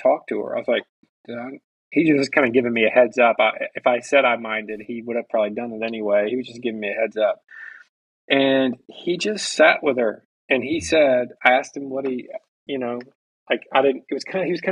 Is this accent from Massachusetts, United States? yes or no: no; Mississippi, United States; where I grew up in Mississippi